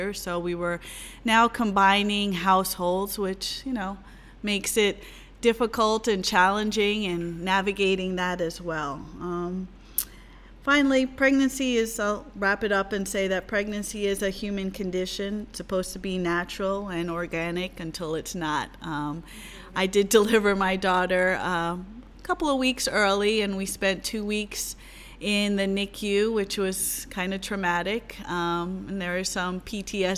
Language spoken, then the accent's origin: English; New York, United States; also born or lived in Philadelphia; now in San Jose, United States; I'm originally from New York. I moved to San Jose from Philadelphia in April 2018.